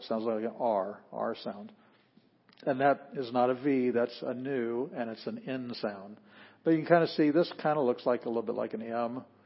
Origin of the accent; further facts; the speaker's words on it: Sioux Falls, South Dakota, United States; moved away; We're from Sioux Falls, South Dakota